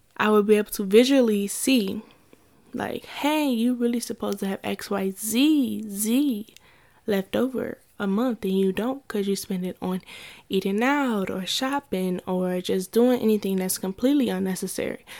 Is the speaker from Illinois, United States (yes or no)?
no; Ohio, United States; So I'm from Ohio